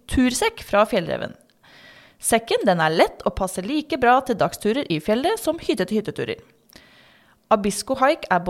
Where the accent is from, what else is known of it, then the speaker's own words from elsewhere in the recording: Drammen, Buskerud, Norway; moved away as an adult; now in Lofoten, Norway; Nei, jeg er også fra Drammen.